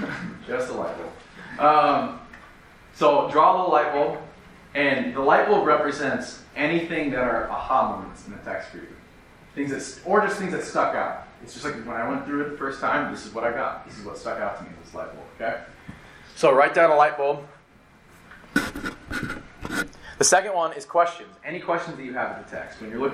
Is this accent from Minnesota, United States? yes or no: yes; Minnesota, United States; I'm from Minnesota and the land of the Swedes.